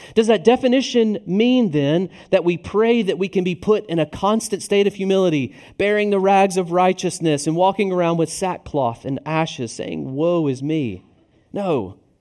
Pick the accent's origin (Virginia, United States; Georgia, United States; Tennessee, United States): Tennessee, United States; now in Richmond, United States; I'm from the South, namely Tennessee